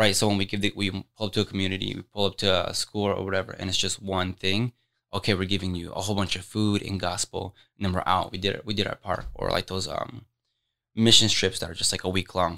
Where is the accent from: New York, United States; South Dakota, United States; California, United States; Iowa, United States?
Iowa, United States; Des Moines; I'm born and raised in Des Moines.